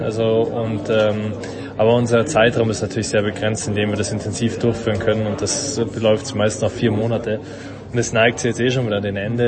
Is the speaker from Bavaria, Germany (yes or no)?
yes; Munich, Bavaria, Germany; als Münchner